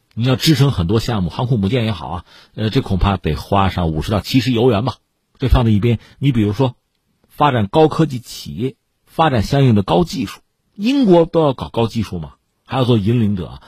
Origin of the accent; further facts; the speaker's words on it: China; 我们中国人